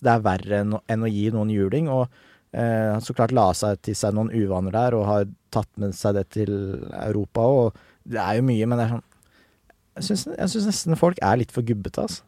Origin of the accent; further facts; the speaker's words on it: Nesodden, Akershus, Norway; Jeg er fra Nesodden